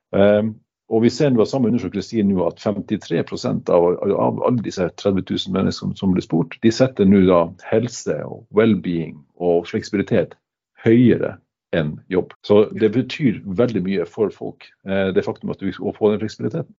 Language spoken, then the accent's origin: Norwegian; Northern Norway, Norway; moved away; som nordlending